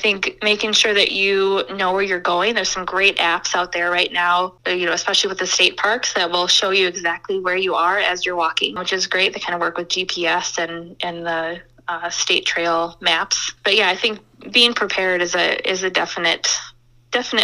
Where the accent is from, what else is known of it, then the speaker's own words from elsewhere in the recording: Lake Elmo, Minnesota, United States; I grew up in Lake Elmo